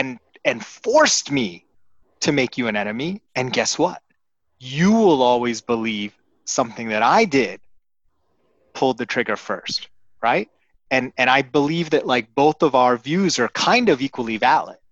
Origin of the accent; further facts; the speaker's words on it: United States; I was born in America, grew up in America